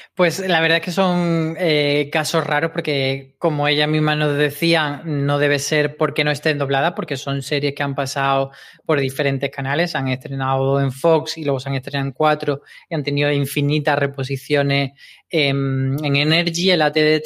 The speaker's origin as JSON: {"language": "Spanish", "town": "Granada", "region": "Andalusia", "country": "Spain", "moved": "yes", "said": "en Granada, que es de donde yo soy"}